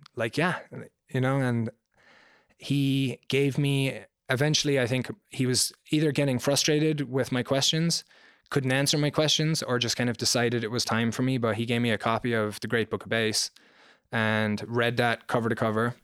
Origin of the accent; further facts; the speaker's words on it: Ireland; moved away; I grew up in Ireland.